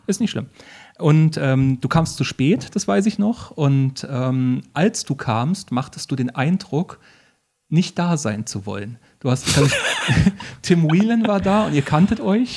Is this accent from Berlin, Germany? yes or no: no; Bad Wildungen, Hesse, Germany; ich komme aus Bad Wildung